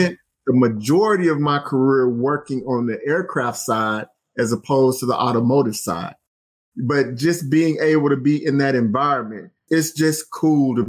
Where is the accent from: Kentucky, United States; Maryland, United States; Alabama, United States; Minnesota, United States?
Alabama, United States; moved away as an adult; also born or lived in Tennessee / Indiana; I grew up in Alabama